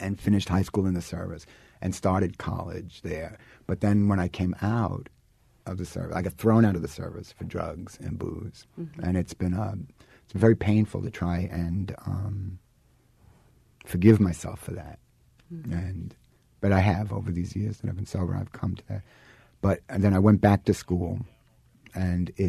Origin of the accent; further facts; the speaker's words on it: New York City, New York, United States; I grew up in Brooklyn